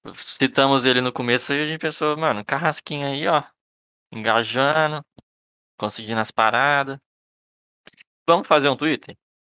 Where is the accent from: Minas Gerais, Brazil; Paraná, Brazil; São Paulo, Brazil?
Minas Gerais, Brazil; Belo Horizonte; Sou de, sou de Belo Horizonte